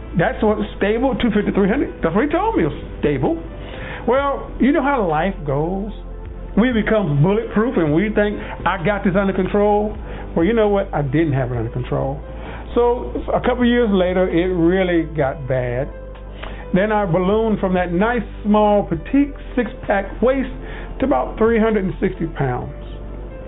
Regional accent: the South, United States; I'm from the South, Southern boy.

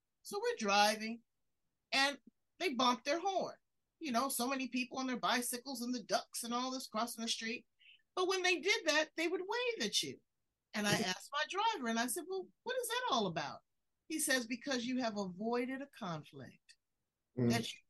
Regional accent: United States; I love being an American.

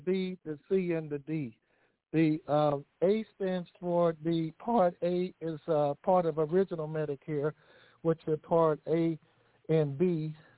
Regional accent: Indianapolis, Indiana, United States; I grew up in Indianapolis, Indiana.

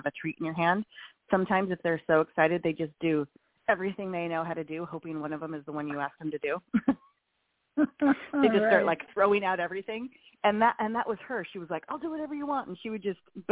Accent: Montana, United States; when I was a kid in Montana

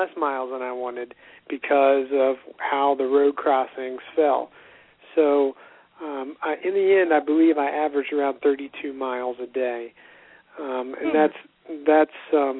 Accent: West Virginia, United States; Growing up in West Virginia

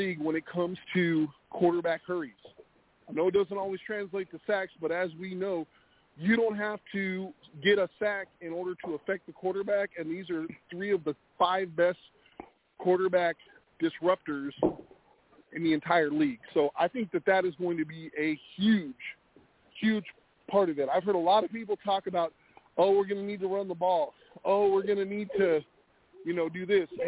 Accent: West Coast, United States; I'm from the West Coast

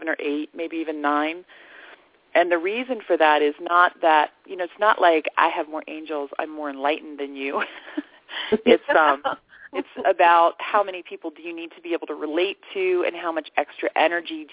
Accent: the Bible Belt, United States; now in Sedona, United States; I grew up in the Bible Belt

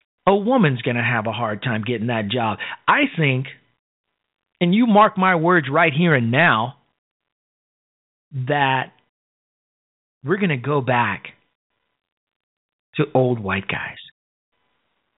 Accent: Chicago, Illinois, United States; moved away; I'm from Chicago. I'm from the South Side

